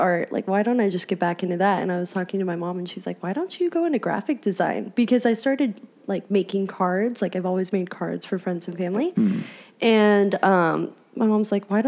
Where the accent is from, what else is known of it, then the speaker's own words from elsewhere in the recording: Phoenix, Arizona, United States; I'm from Phoenix, Arizona. Always lived around here, actually